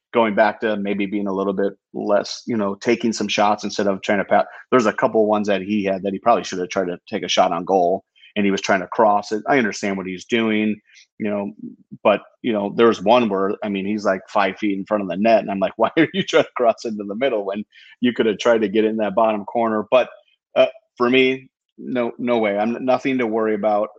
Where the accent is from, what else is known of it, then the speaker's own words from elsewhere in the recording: United States; As an American